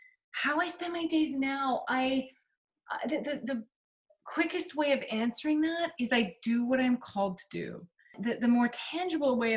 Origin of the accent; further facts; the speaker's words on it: Vancouver, British Columbia, Canada; also born or lived in California; now in Bainbridge Island, United States; I grew up in Vancouver